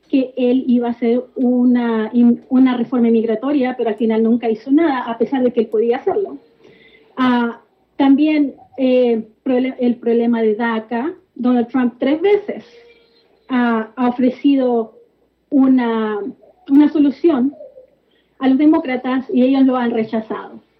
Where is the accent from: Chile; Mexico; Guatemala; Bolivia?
Chile; now in United States; Nací y crecí en Chile.